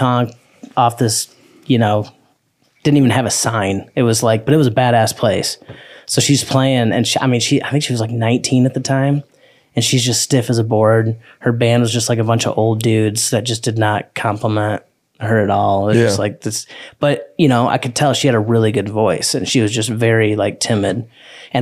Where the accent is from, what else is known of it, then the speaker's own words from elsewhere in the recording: Parma, Michigan, United States; moved away as an adult; now in Nashville, United States; Parma, technically, it's a little town outside of Jackson